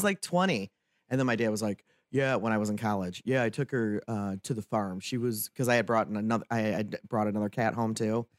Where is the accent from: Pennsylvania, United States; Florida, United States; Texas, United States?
Texas, United States; me being born and raised in Texas